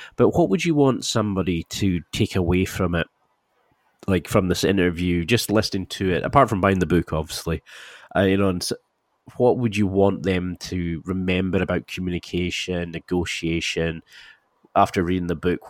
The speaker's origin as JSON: {"language": "English", "region": "Scotland", "country": "United Kingdom", "said": "I'm Scottish."}